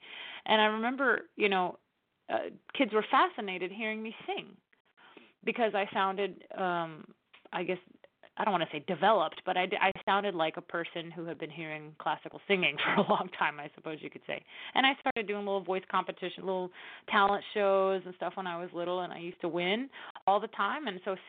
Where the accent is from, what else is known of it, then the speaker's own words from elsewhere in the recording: the South, United States; I grew up basically in the Bible Belt, you know, I mean, it's a very big part of the culture down here.